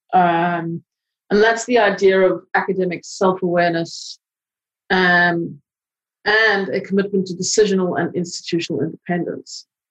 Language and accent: English; South Africa; moved away; I come from South Africa